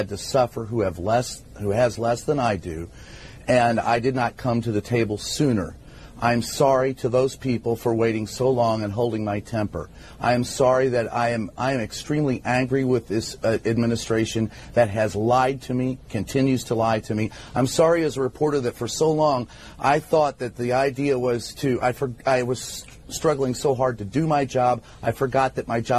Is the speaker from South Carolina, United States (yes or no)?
no; Kentucky, United States; I am from Kentucky